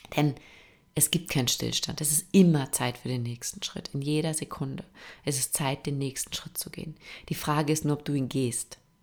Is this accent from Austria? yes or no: yes; Austria; bei uns in Österreich